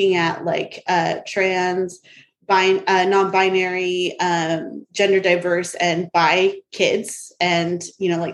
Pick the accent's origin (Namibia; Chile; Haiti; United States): United States; Sanger; moved away; I grew up in Sanger